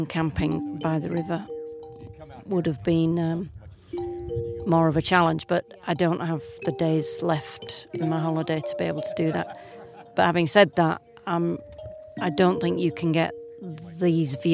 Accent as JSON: {"language": "English", "town": "Leeds", "region": "Yorkshire and the Humber", "country": "United Kingdom", "said": "I'm from Leeds in England."}